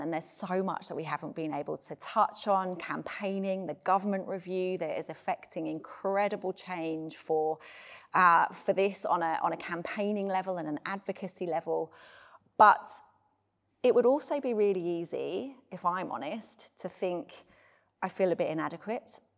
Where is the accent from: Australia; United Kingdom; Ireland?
United Kingdom; being British